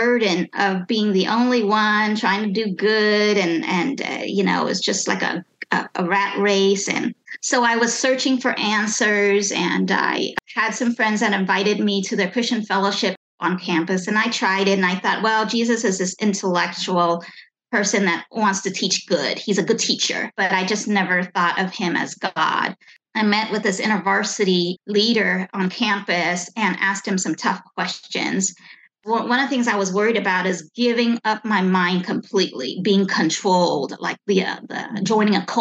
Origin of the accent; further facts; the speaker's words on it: Pasadena, California, United States; also born or lived in Vietnam; growing up in America